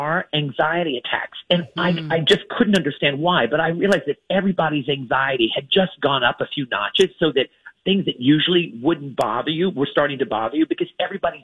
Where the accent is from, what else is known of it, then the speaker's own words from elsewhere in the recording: New Orleans, Louisiana, United States; I'm from New Orleans